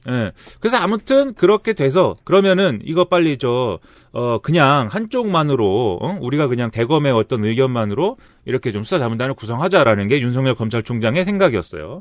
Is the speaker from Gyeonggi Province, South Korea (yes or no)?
yes; Suwon, Gyeonggi Province, South Korea; 내 고향 수원에서도